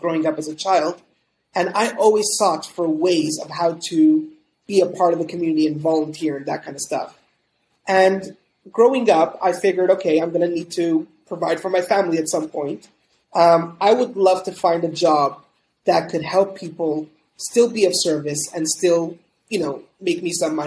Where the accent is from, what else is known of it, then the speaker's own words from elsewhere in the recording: Montreal, Quebec, Canada; moved away as an adult; I'm originally from Montreal, Canada. I grew up, born and raised over there for the first 24 years of my life